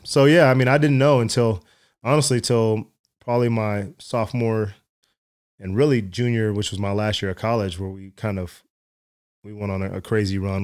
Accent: Dallas, Texas, United States; also born or lived in West Virginia / San Antonio; I grew up in Dallas

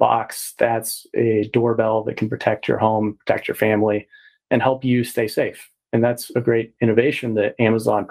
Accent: Texas, United States; I'm from Texas as well

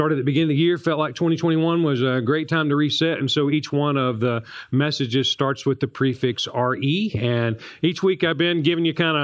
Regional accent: Newport News, Virginia, United States; I grew up in Newport News, Virginia

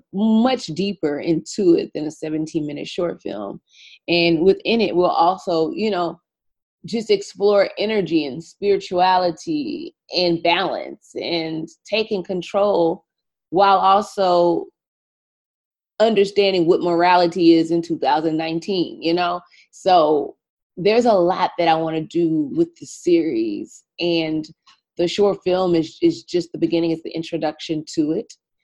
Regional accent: Louisiana, United States; I was raised Catholic in Louisiana. We have a very large Black Catholic community in the state of Louisiana.

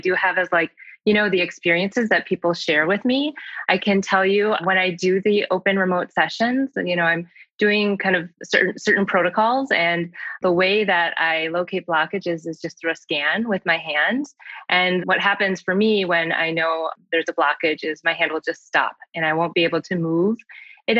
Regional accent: Saint Paul, Minnesota, United States; also born or lived in Seoul, South Korea; I was born in Seoul, South Korea, and I was adopted when I was 9 months old. And I live in St. Paul, Minnesota, and that is where I grew up.

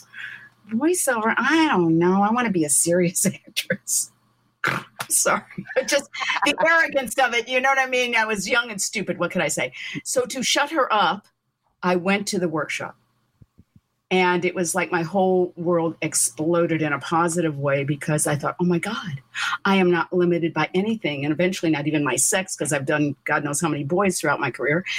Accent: St. Louis, Missouri, United States; now in Glendale, United States; Originally, I'm from St. Louis

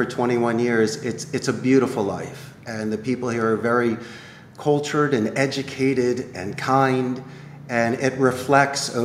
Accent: United States; now in Costa Rica; our experience being an Anglo-Saxon and growing up in the United States

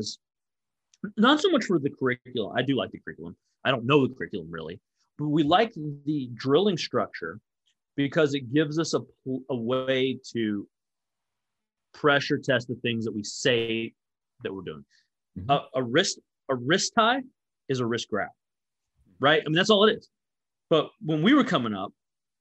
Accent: Dallas-Fort Worth area, Texas, United States; I grew up in the Dallas-Fort Worth area

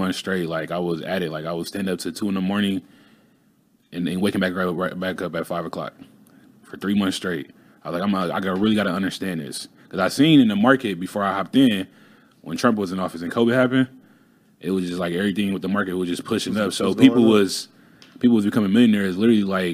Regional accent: Indianapolis, Indiana, United States; now in Phoenix, United States; I'm originally from Indianapolis, Indiana. That's where I was raised. I live out in Phoenix now.

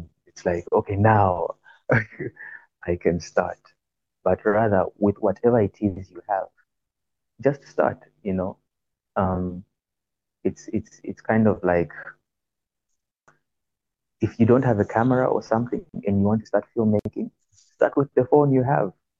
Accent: Zambia; I'm from Zambia, by the way. I'm Zambian born.

